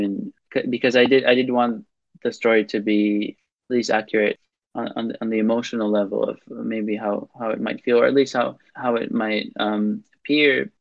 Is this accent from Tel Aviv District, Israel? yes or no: yes; Tel Aviv, Tel Aviv District, Israel; English is a second language; moved away as an adult; also born or lived in Princeton, New Jersey, United States / Cambridge, United Kingdom; my uh, uh, neighborhood where I grew up in Israel, um, in Tel Aviv.